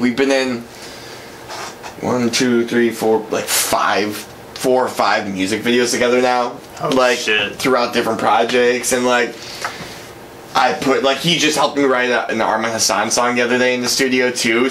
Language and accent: English; Brookfield, United States; growing up in Brookfield